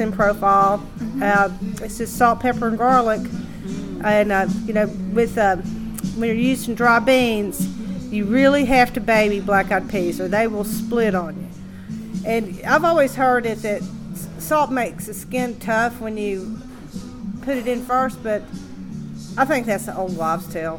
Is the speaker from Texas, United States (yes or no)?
no; East Tennessee, United States; I grew up in East Tennessee